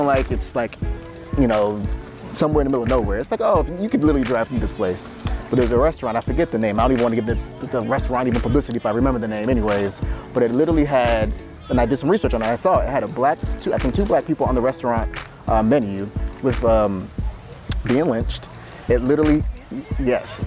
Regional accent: Boston, Massachusetts, United States; as a young black man growing up in Boston

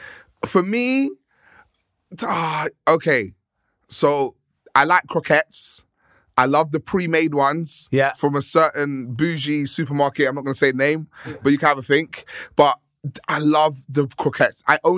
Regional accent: Victoria, London, United Kingdom; I come from a very multicultural block where we grew up in Victoria when we moved there, and so many different cultures in that one block.

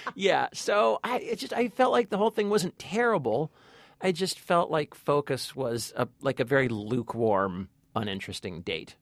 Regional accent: Long Beach, California, United States; in my hometown, by the way. This is all filmed in Long Beach, California

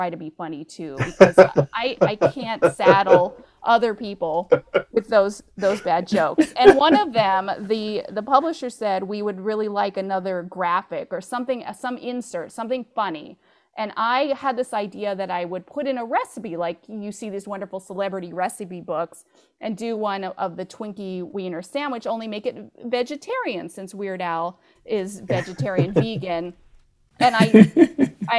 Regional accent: Bakersfield, California, United States; That's my hometown

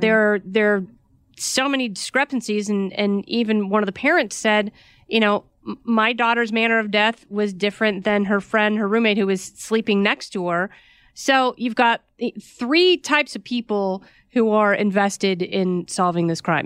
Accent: Oregon, United States; I grew up in Oregon

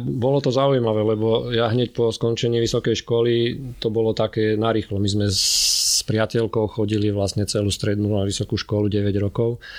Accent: Zemianske Kostoľany, Trenčín Region, Slovakia; keď som mal necelé dva roky, tak sme sa presťahovali do Zemianských kostolian a tam vlastne som prežil detstvo a som tam až do dnes

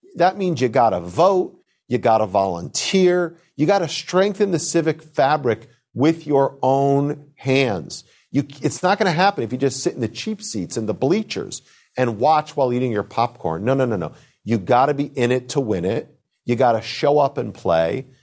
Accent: United States; as an American Jew, as the grandson of a Holocaust survivor from Germany

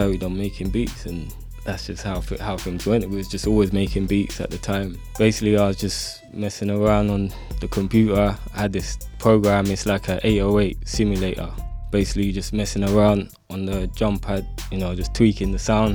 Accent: London, United Kingdom; from Northwest London

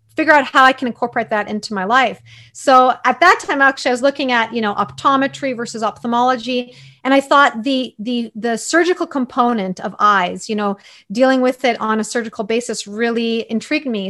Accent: Toronto, Ontario, Canada; also born or lived in Croatia; I grew up in Toronto, although I was born in Croatia

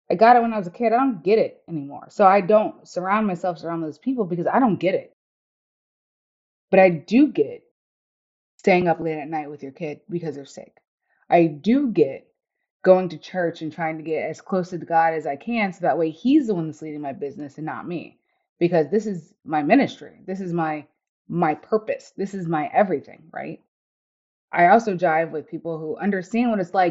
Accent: the South, United States; moved away as an adult; also born or lived in Germany / Iraq / East Coast; I grew up in the South.

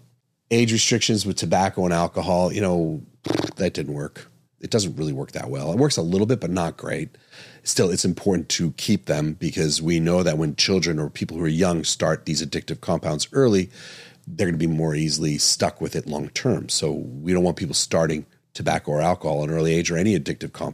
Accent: East Coast, United States; now in Arizona, United States; I'm from the East Coast, grew up on the East Coast

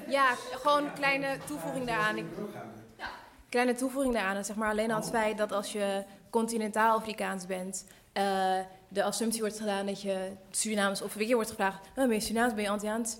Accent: Netherlands; ik kom uit Nederland, ik ben hier opgegroeid

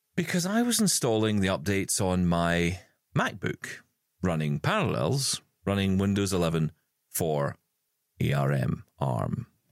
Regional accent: Scotland, United Kingdom; in our family because we're Scottish

